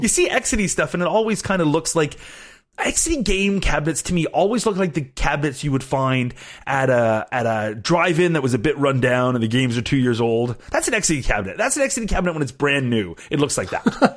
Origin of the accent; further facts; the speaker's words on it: Canada; I am Canadian